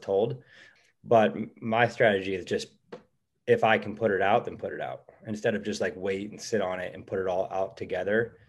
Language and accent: English; Cleveland, Ohio, United States; moved away as an adult; now in Los Angeles, United States; we're from Cleveland, Ohio.